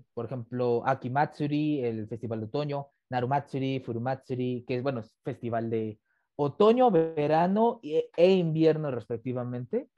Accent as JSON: {"language": "Spanish", "country": "Mexico", "said": "soy mexicano 100%"}